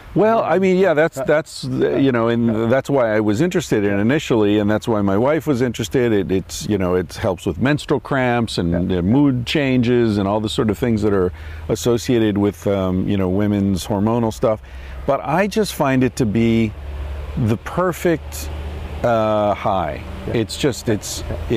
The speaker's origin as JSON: {"language": "English", "region": "Pennsylvania", "country": "United States", "tie": "born or raised there", "said": "I grew up in Pennsylvania"}